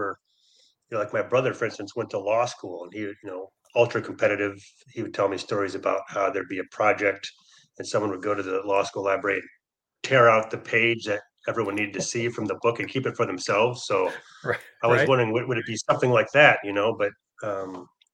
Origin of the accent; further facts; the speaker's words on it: Michigan, United States; also born or lived in Milwaukee; now in San Francisco Bay Area, United States; I grew up in Michigan. So I've always been a Michigan guy